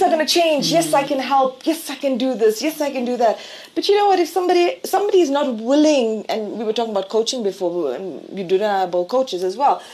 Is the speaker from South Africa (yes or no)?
yes; South Africa; I define myself as South African